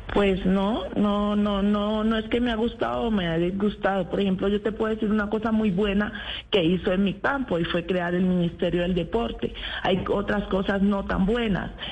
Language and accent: Spanish; Apartadó, Antioquia, Colombia; yo soy antioqueña, soy nacida en el, en el apartado.